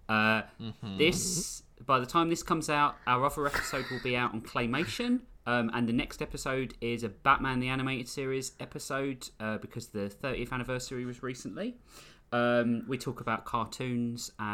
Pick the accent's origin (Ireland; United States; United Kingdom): United Kingdom; London; I'm originally from London